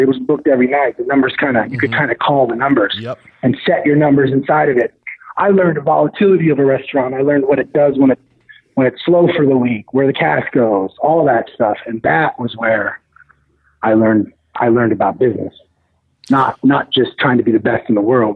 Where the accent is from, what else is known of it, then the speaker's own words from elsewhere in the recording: Portland, Oregon, United States; moved away as an adult; also born or lived in San Francisco; I'm from Portland, Oregon